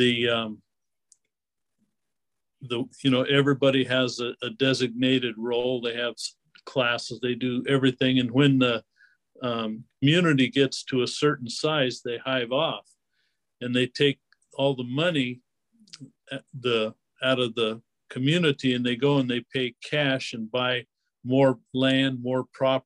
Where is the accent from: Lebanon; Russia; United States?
United States; Spokane, Washington; now in Oregon, United States; I grew up in Spokane, Washington